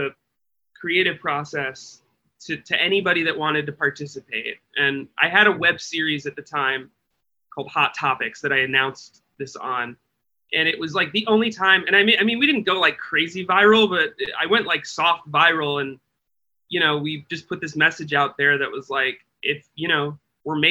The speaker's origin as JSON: {"language": "English", "region": "Midwest", "country": "United States", "tie": "born or raised there", "said": "I grew up in the Midwest"}